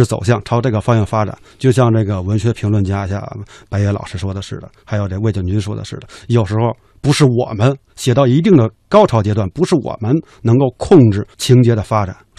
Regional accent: Beijing, China; 因为我是北京人，我是来自北大的作家编剧 … （括号北京大兴），不是不是北京大学，是北京大兴。

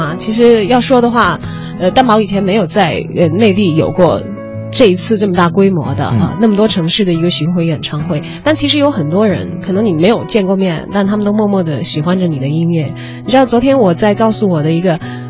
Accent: Chongqing, China; 因为我的家乡是在重庆嘛，离北京有点距离，但是成都离得比较近

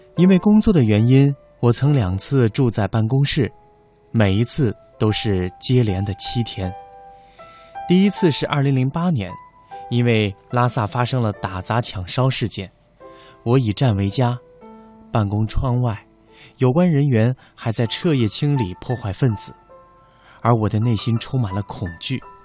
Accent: Tibet, China; 我的身体用这样的反应告诉我，这里海拔四千七百米，不要以为土生土长就可以为所欲为。

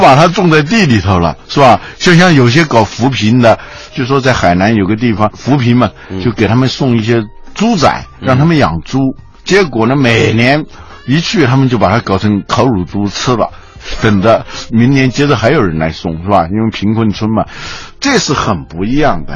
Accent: China; 我们中国人

